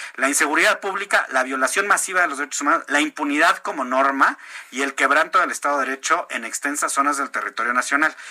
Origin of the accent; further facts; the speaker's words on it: Mexico; quiénes somos los mexicanos